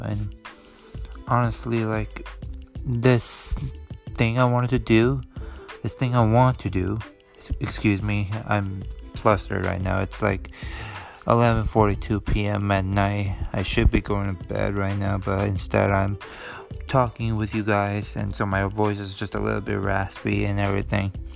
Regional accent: Chicago, Illinois, United States; I am born and raised in Chicago, Illinois. Yes, I'm a Chicago boy

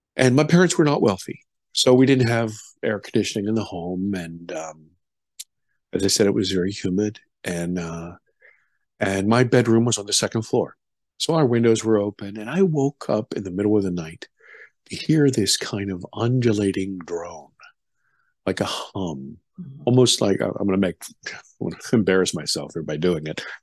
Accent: United States; also born or lived in Germany; I'm an American

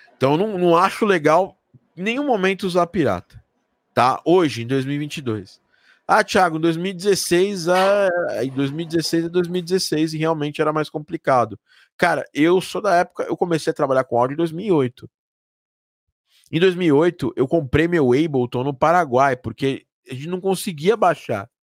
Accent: Brazil; eu sou do Brasil

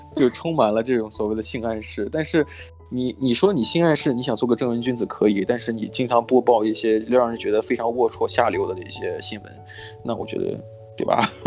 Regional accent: Shandong, China; moved away; 我家乡在山东嘛，山东的这个嗯。电视台出了名的广告

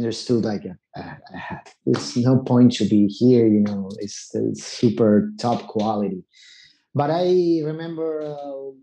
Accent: Buenos Aires, Argentina; English is a second language; moved away as an adult; also born or lived in New York City; I left Argentina

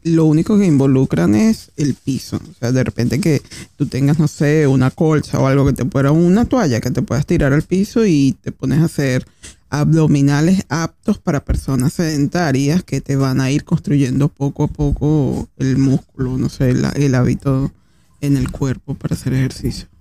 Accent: Caracas, Capital District, Venezuela; now in Argentina; nosotros que somos venezolanos, por lo menos en mi caso que soy de Caracas

